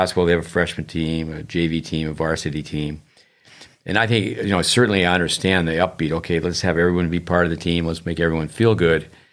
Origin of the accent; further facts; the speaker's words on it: United States; as an American